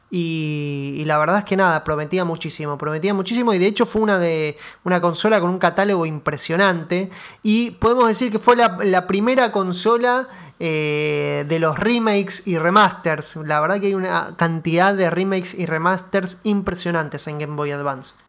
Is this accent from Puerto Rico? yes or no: no; Argentina; nuestro país